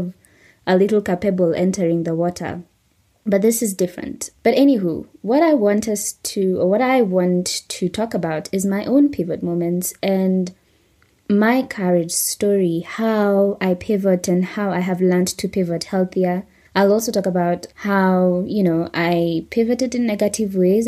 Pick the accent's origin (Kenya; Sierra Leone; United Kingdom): Kenya